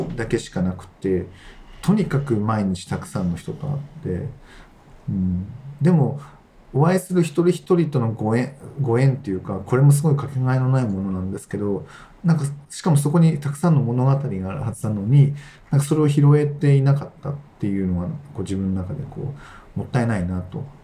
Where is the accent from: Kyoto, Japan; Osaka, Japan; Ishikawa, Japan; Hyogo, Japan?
Ishikawa, Japan; Kanazawa; also born or lived in Tokyo; 地元に戻って、活動したいっていう、思いを持って